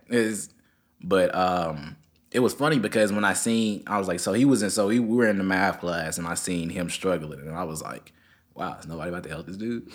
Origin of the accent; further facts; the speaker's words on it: Memphis, Tennessee, United States; also born or lived in Germantown, Tennessee; I came from Memphis City. That's where I came from